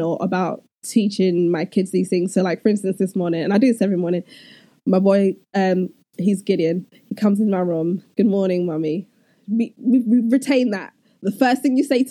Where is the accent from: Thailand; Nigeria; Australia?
Nigeria; particularly in a Nigerian home, we're both Nigerian, so we identify with that culture